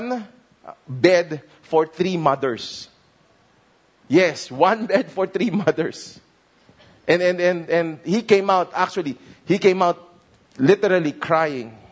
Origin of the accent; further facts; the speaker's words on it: Manila, Metro Manila, Philippines; I grew up in Binondo, and we live in a building.